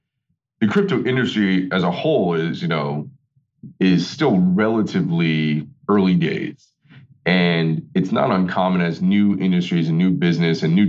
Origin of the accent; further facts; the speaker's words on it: North Babylon, New York, United States; grew up on Long Island out in North Babylon